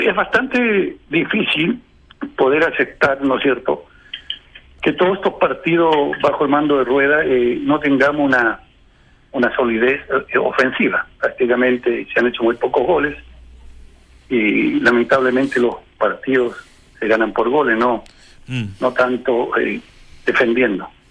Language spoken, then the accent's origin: Spanish; Chile